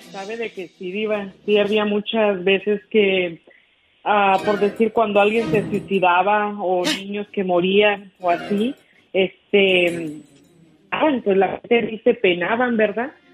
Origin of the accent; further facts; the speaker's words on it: Nuevo Ideal, Durango, Mexico; now in Ruidoso, United States; nos llevaron a Nuevo Ideal, o sea que yo soy de ahí de un pueblillo, de un ranchillo